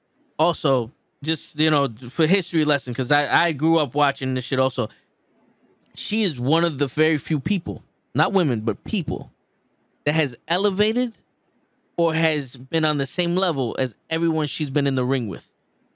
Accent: New York City, New York, United States; I'm just from the Bronx. We talk loud.

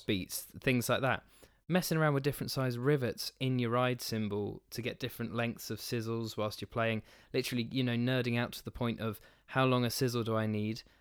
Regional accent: New Forest, South East England, United Kingdom; where I grew up in the New Forest

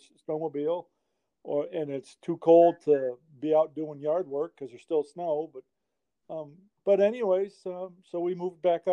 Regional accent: Inlet, New York, United States; moved away as an adult; I live in Inlet. I grew up in Inlet

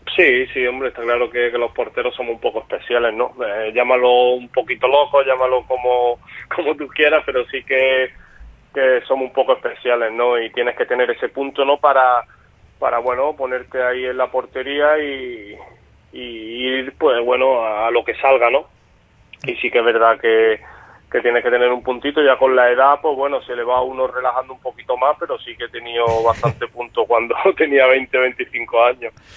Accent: Málaga, Andalusia, Spain; moved away as an adult; now in Mallorca, Spain; el Málaga es el equipo de mi tierra

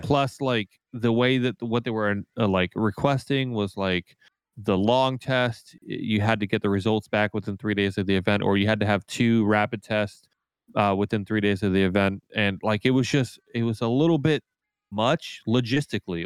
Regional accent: United States; as an American player

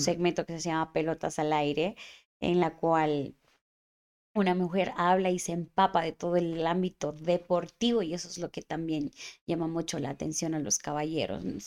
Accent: Cuenca, Azuay, Ecuador; yo soy cuencana hasta las mismas

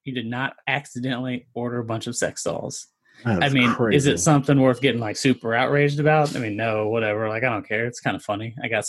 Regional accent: Georgia, United States; We're from Georgia.

